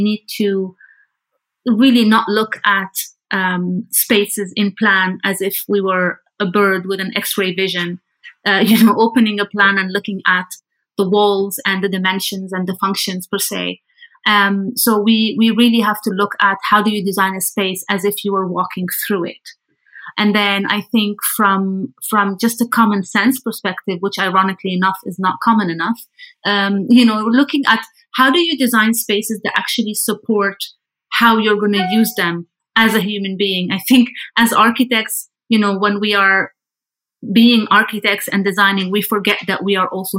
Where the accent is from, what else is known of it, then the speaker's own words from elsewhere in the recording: Lebanon; now in Amsterdam, Netherlands; I'm originally from Lebanon, currently based in Amsterdam in the Netherlands